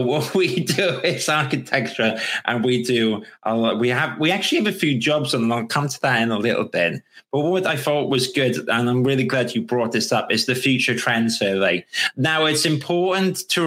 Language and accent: English; Wales, United Kingdom; I'm actually Welsh as well